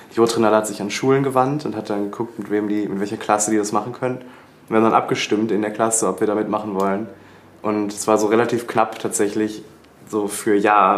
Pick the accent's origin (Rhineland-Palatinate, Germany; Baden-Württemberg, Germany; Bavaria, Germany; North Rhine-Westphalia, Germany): North Rhine-Westphalia, Germany; Bochum; Ich komme aus Bochum